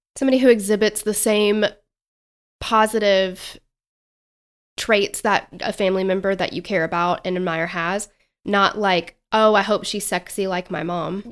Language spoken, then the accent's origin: English; Tennessee, United States; accent: Southern; We are Southern as hell